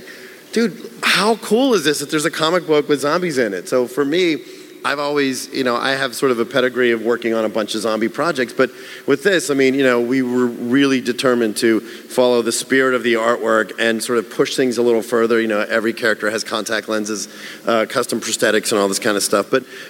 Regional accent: Pittsburgh, Pennsylvania, United States; I guess when I grew up in Pittsburgh, I just assumed everybody loved zombies

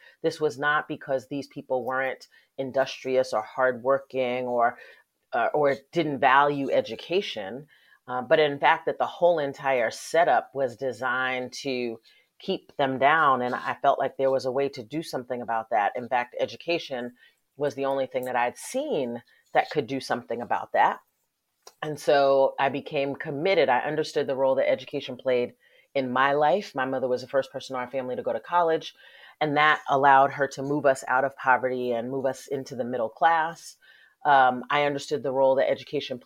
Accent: Westchester County, New York, United States; I grew up in Westchester County, which is one of the wealthiest counties in the country.

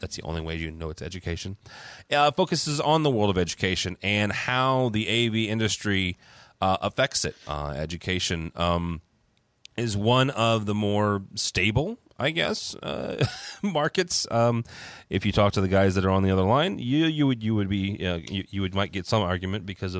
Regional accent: St. Louis, Missouri, United States; I'm from St. Louis.

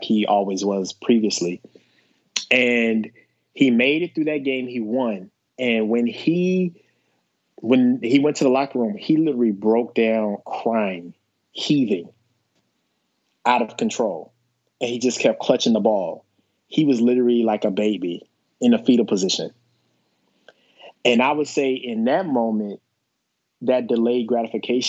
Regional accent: the South, United States; I'm a black man from the South

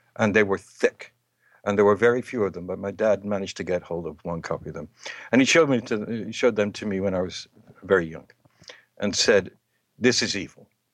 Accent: England, United Kingdom; moved away; in my home country, in England

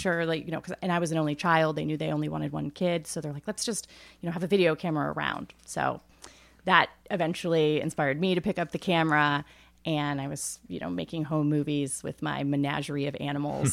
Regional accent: Northeast Ohio, United States; moved away as an adult; I grew up in Amish country, so we were not Amish, but that's where we, and I grew up on a farm

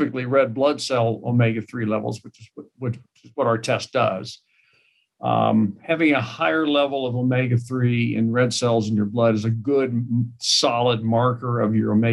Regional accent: Kansas City, United States; moved away as an adult; now in Sioux Falls, United States; I moved to Kansas City in mid-80s, which is my hometown

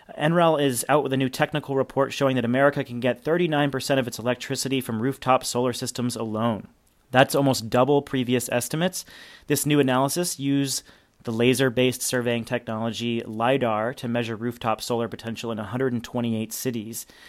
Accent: New Hampshire, United States; my home state of New Hampshire

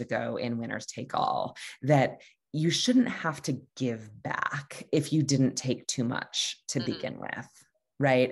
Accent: Hartford, Connecticut, United States; I'm from Hartford, Connecticut

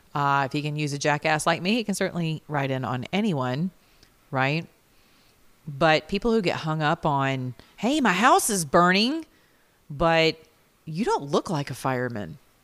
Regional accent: Georgia, United States; I'm from the South, right? I'm Georgia Peach. Y'all, I live down here with Keisha, a mayor named Keisha

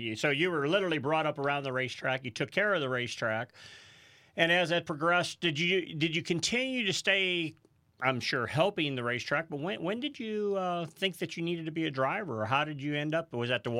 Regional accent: St. Louis, Missouri, United States; we grew up in the St. Louis, Missouri area

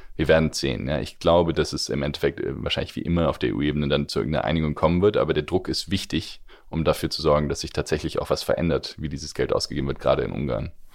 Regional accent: Germany; wir als Deutsche

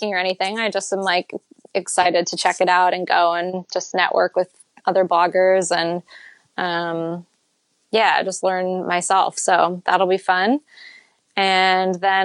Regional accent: Maine, United States; Growing up in Maine

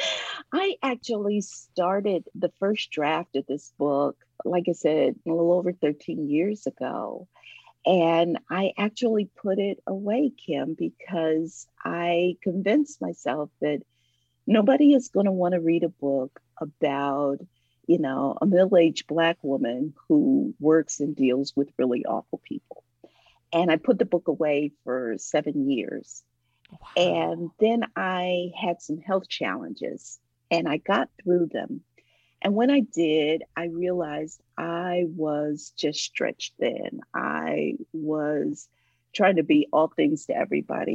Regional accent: Ohio, United States; now in Atlanta, United States

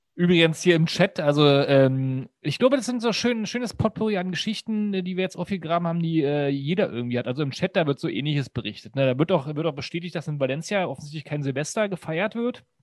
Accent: the East, eastern Germany, Germany; ich komme komm aus dem Osten

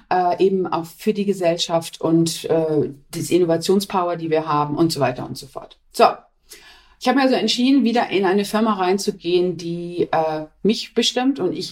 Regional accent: Essen, North Rhine-Westphalia, Germany; Und ich bin in Essen geboren, ich komme aus dem Ruhrpott.

